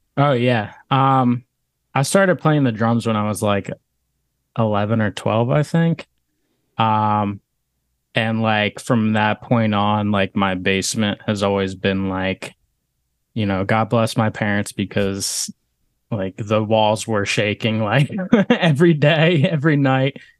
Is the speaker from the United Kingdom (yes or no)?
no; Langhorne, Pennsylvania, United States; moved away as an adult; also born or lived in West Chester, Pennsylvania; now in Philadelphia, United States; I'm from Bucks County, uh, Langhorne area. Um, I grew up there, went to Neshaminy High School